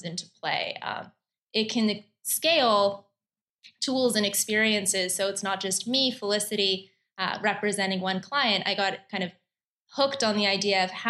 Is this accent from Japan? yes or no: no; Canada; moved away as an adult; now in New York, United States; I'm originally Canadian